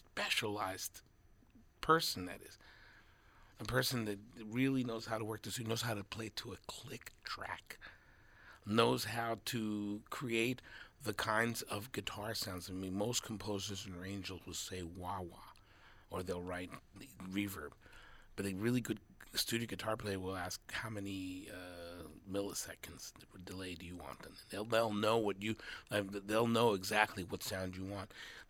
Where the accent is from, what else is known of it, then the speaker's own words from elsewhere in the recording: New York, United States; I'm a New Yorker